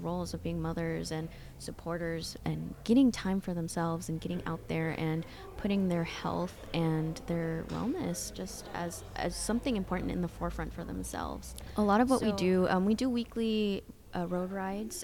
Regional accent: Springdale, Arkansas, United States; also born or lived in Washington State / El Salvador / Guatemala; I grew up in Springdale, but I also grew up in Washington State, back and forth.

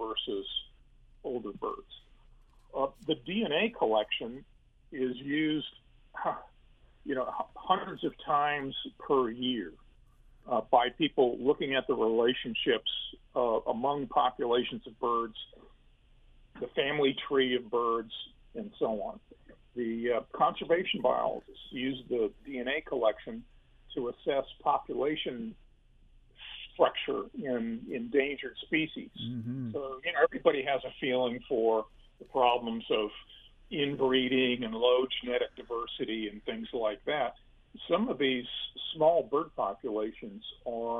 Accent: Denver, Colorado, United States; now in Louisiana, United States; I grew up in Denver

